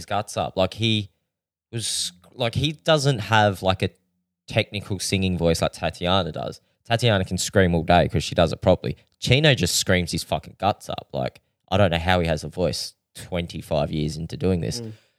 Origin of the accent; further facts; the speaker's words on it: Adelaide, South Australia, Australia; And I said, well, we're from Adelaide.